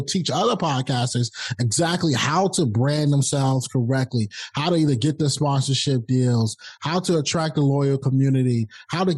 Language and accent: English; Rocky Mount, North Carolina, United States; I'm a kid from Rocky Mount, North Carolina